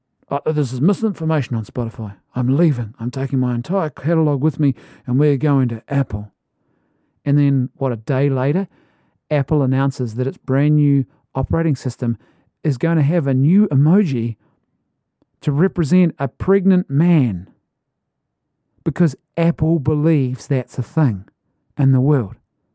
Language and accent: English; Ireland; Maybe it's the Irishman in me, but I as an Irishman, you know, you go to the pub and you have the conversation.